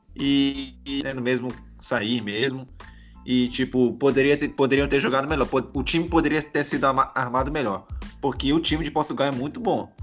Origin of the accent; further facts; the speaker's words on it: Brazil; a gente é brasileiro